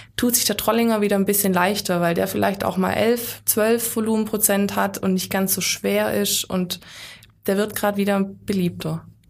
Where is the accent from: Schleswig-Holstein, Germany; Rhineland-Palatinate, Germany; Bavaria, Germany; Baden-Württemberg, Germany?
Baden-Württemberg, Germany; bei uns in Württemberg